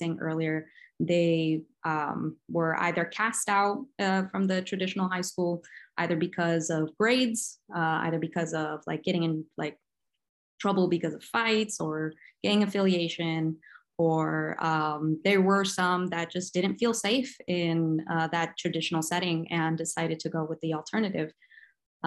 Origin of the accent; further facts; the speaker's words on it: a small town in Northern California, United States; moved away as an adult; now in Stockton, United States; I'm originally from a small town in Northern California, in the middle of nowhere. So I pretty much grew up with just, I guess, nothing around.